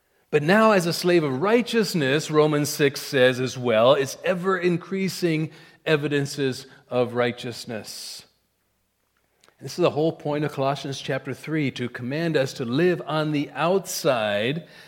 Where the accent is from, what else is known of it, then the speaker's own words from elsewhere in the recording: India; moved away as an adult; I was a kid from India.